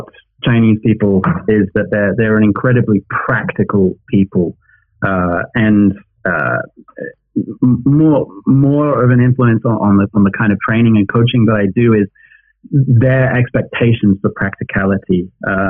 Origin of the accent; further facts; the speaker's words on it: United Kingdom; now in China; as a British person based in China